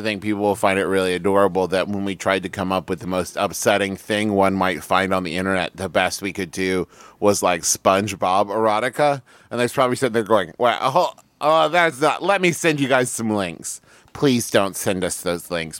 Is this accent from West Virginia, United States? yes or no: yes; Huntington, West Virginia, United States; growing up in Huntington